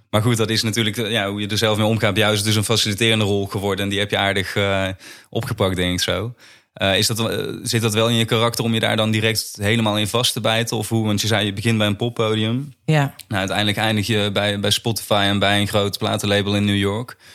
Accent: Limburg, Netherlands; Tenminste, ik ben zelf ook in Limburg opgegroeid. Ik heb dat altijd als best wel veilig, rustig juist er

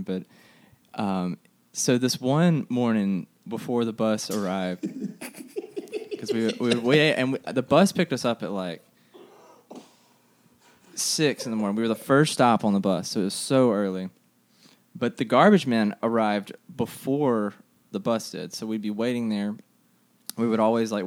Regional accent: Jackson area, Mississippi, United States; I grew up in the Jackson area, about 20 minutes south of Jackson

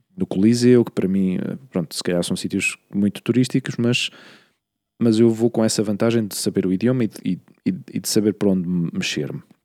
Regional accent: Queluz, Lisbon, Portugal; moved away; eu não cresci em Lisboa, eu cresci na periferia, em Queluz

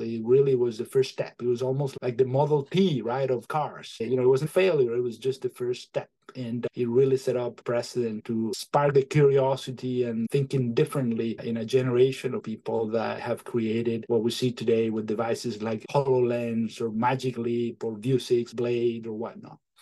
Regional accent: Venezuela; moved away as an adult; also born or lived in Michigan / Maine; now in New Hampshire, United States; I am originally from Venezuela

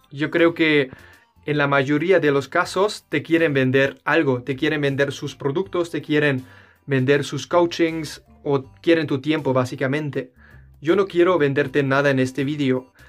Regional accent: Germany; Spanish is a second language; Yo, siendo un alemán

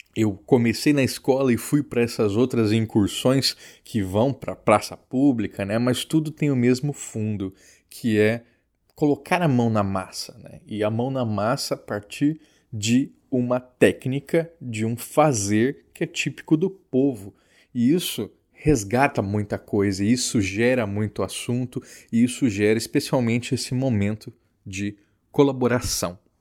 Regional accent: Campo Grande, Mato Grosso do Sul, Brazil; na minha cidade natal, Campo Grande

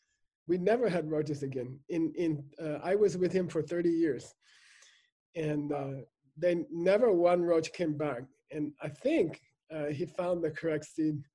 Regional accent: United States; I grew up in America.

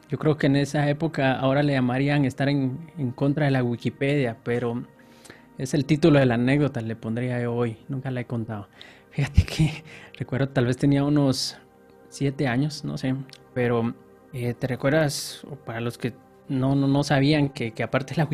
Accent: Guatemala City, Guatemala Department, Guatemala; born there; De nacimiento, Guatemala, Guatemala. Guatemala, Guatemala.

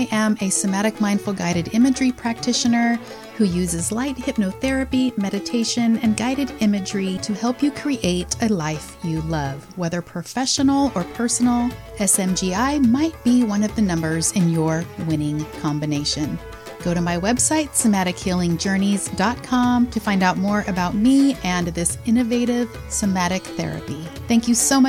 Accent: San Francisco, California, United States; I was born in San Francisco

